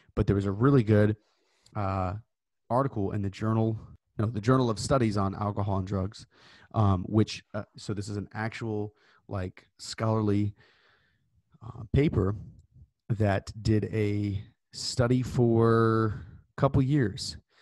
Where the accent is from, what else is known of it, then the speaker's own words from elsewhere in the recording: Tennessee, United States; my home state of Tennessee